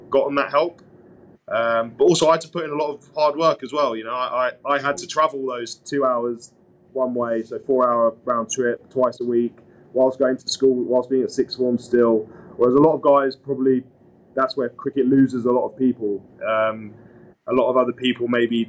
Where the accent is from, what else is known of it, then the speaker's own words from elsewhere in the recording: Suffolk, East of England, United Kingdom; I grew up in Suffolk, so a minor county in the cricketing world.